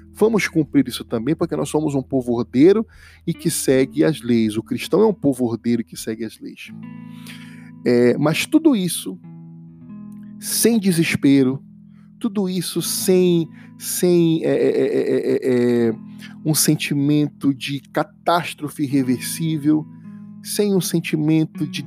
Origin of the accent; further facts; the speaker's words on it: Pará, Brazil; 91, que é o do meu estado, que é o Pará